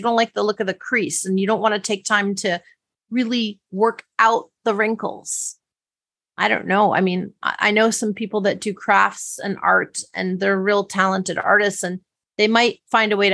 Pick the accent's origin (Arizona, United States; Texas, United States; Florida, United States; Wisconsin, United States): Wisconsin, United States; My sister and I used to actually try to make origami as children growing up in Wisconsin.